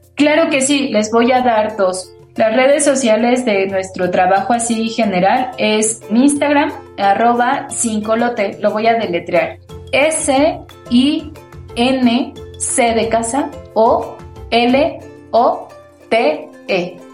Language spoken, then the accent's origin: Spanish; Mexico; nuestra propia cultura como mexicanos